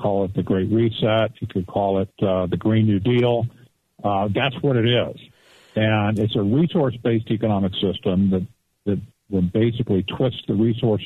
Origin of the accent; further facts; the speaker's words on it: Arizona, United States; I'm from Arizona personally, and we're mostly a red state